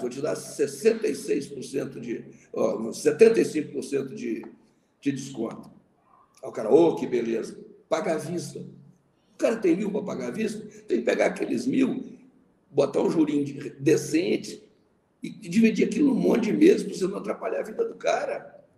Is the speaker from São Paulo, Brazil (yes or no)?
no; Manhumirim, Minas Gerais, Brazil; Quando eu era menino pequeno lá em Mamirim